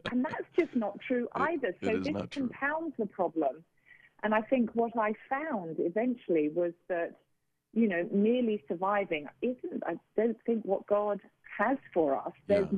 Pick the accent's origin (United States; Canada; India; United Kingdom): United Kingdom; But, you know, I'm a Brit, and … by name, hardy by nature, and I was determined to survive.